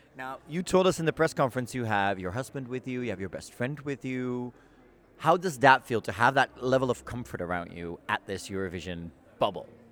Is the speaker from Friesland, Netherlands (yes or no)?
no; Amsterdam, North Holland, Netherlands; I was born and raised in Amsterdam